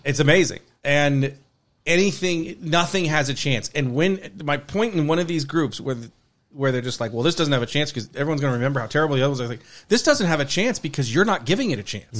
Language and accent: English; Newbury Park, California, United States; I'm from here in Newbury Park, California.